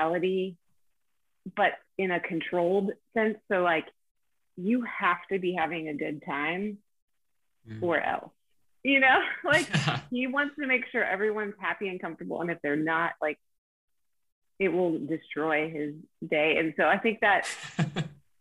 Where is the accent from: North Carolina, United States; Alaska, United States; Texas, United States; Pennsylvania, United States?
Pennsylvania, United States; I'm from Pennsylvania